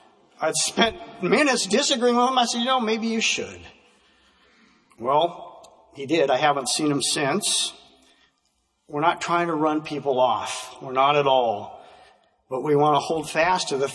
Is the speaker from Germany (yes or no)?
no; Vancouver, Washington, United States; as a kid growing up in Vancouver, Washington